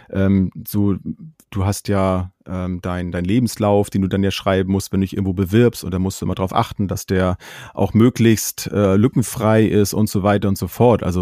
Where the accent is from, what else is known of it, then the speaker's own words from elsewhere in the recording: Schleswig-Holstein, Germany; Ich komme aus Schleswig-Holstein und bin Vater von zwei Kindern